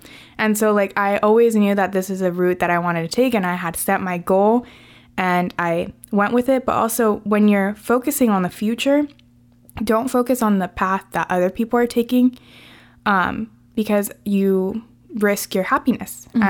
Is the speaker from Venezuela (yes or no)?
yes; Venezuela; I had told her that I was from Venezuela.